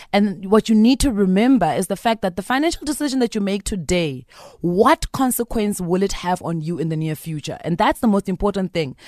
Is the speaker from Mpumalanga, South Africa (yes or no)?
yes; Bushbuckridge, Mpumalanga, South Africa; I'm from Bush Park Ridge.